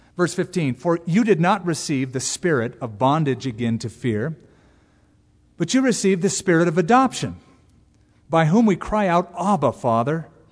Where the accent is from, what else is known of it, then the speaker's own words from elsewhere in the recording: United States; we're American Christians